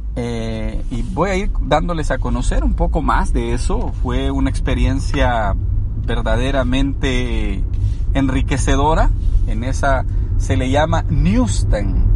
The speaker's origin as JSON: {"language": "Spanish", "country": "El Salvador", "tie": "born or raised there", "also_born_or_lived": "Los Angeles, United States", "moved": "as an adult", "lives_now": "United States", "said": "soy originario del Salvador, soy salvadoreño."}